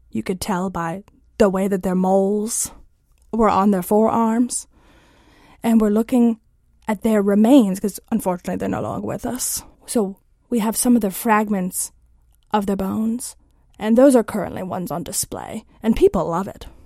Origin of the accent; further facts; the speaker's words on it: Warren, Connecticut, United States; moved away as an adult; now in Washington, United States; I'm originally from Warren, Connecticut. A uh, lovely little small town, not a lot of people, less than 2,000, I believe. Um, that's where I grew up.